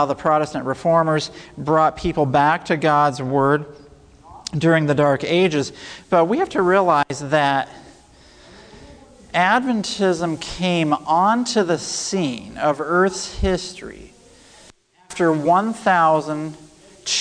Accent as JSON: {"language": "English", "region": "Middle Tennessee", "country": "United States", "tie": "born or raised there", "also_born_or_lived": "Loma Linda, California / Trinidad", "said": "I grew up in Middle Tennessee, so I've come back home"}